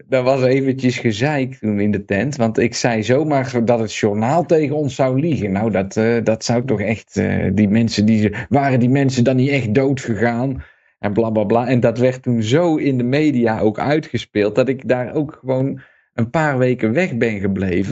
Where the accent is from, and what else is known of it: Netherlands; moved away as an adult; also born or lived in Breda; now in Serbia